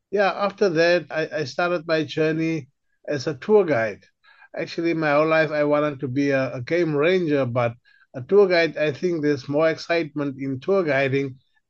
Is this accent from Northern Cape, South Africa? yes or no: yes; Northern Cape, South Africa; I grew up with people in the Kalahari, went to school with the Khoik and Kumani people.